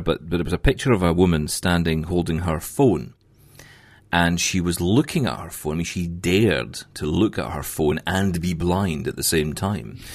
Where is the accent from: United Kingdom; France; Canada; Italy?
United Kingdom; Scotland; I'm Scottish